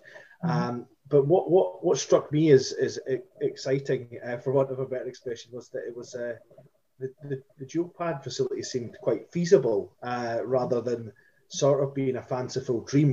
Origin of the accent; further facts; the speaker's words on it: Perth, Scotland, United Kingdom; also born or lived in Edinburgh; when I was wee, I grew up in Perth